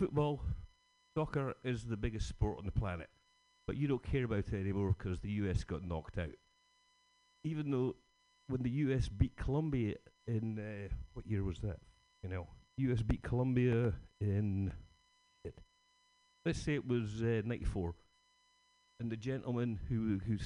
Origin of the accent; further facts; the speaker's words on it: Scotland, United Kingdom; Being Scottish